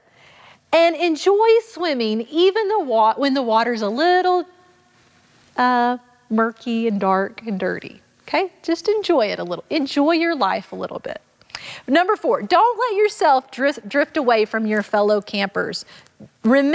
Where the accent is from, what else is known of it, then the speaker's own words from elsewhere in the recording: Arkansas, United States; I grew up in Arkansas